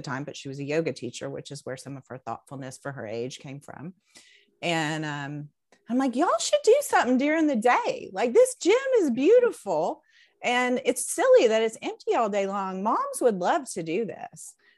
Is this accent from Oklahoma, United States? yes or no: no; Knoxville, Tennessee, United States; moved away as an adult; now in Chattanooga, United States; I grew up in Knoxville